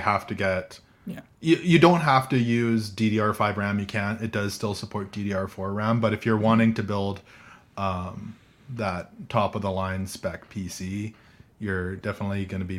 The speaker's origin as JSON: {"language": "English", "country": "Canada", "said": "I'm from Canada"}